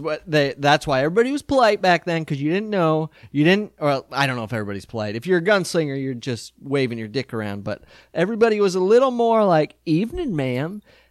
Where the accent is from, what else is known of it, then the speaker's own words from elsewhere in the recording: South Dakota, United States; And I grew up in South Dakota, and we get pretty rough mosquitoes in the summer.